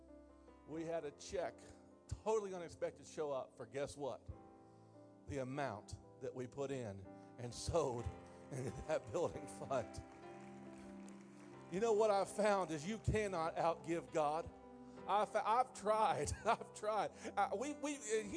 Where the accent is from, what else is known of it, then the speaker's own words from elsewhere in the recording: Indiana, United States; I'm from Indiana